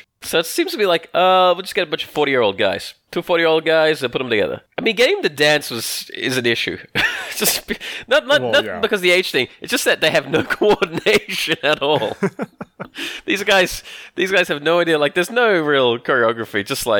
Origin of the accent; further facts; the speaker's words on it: Australia; I'm Australian.